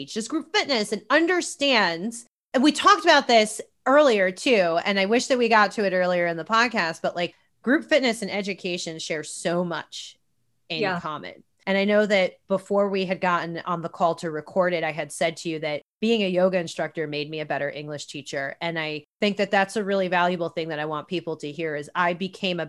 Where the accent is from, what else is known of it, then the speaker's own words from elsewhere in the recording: New York, United States; now in Los Angeles, United States; I grew up on the East Coast in New York, I grew up in a very, very blue collar, modest home.